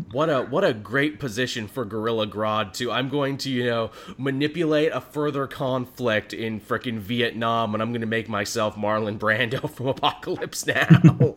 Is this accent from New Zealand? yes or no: no; Canada; as a Canadian